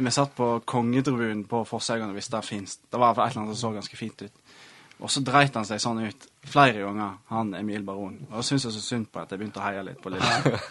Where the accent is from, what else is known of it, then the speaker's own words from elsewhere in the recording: Voss, Vestland, Norway; moved away; Jeg er jo fra Voss og eh, spilte på Voss så lenge jeg ja, var ungdom